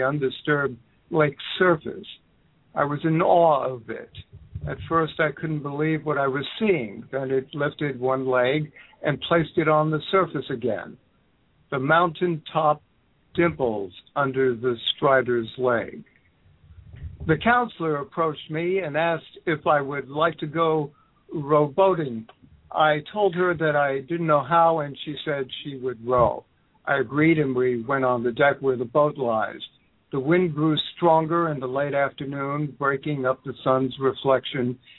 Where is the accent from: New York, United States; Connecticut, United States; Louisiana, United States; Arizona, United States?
New York, United States; New York City; now in Egg Harbor City, United States; I was born and raised in the Bronx, South Bronx, and Lower East Side, Manhattan. So I spent most good portion of my life there